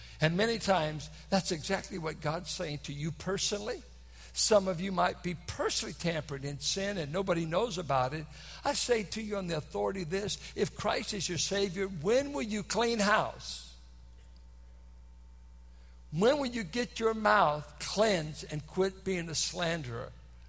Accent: Richmond, Virginia, United States; I'm from Richmond. I said, hot refers either to chicks or stolen goods.

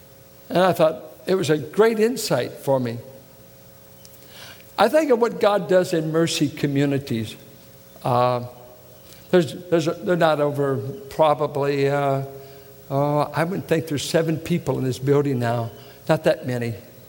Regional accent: Midwest, United States; I grew up in Midwestern piety, strict holiness circles, no makeup, jewelry, everything, strict, and very subculture.

